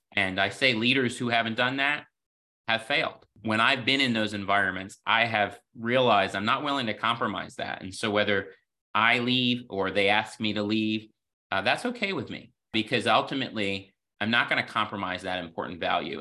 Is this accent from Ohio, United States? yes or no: no; the Poconos, Pennsylvania, United States; I grew up in the Poconos